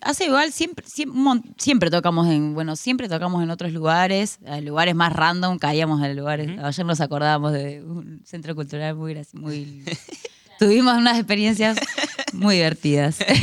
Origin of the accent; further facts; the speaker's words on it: La Plata, Buenos Aires Province, Argentina; me encanta La Plata, soy de La Plata, vivo acá hace 31 años.